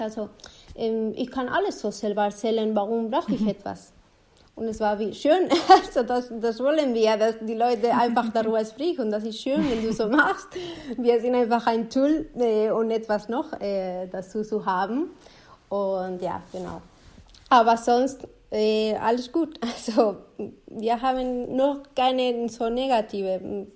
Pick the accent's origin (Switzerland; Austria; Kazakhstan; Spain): Spain; German is a second language; now in Germany; ich komme zum Beispiel aus Spanien